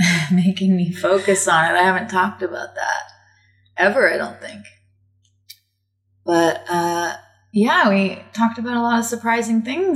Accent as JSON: {"language": "English", "country": "United States", "said": "I'm the American"}